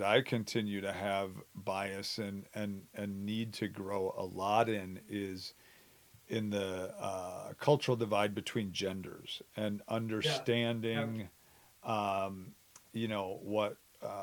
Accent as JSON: {"language": "English", "region": "Wisconsin", "country": "United States", "tie": "born or raised there", "said": "I grew up in Wisconsin my whole life."}